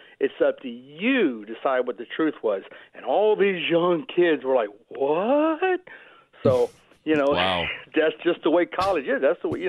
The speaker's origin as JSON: {"language": "English", "region": "Florida", "country": "United States", "said": "I'm from Florida."}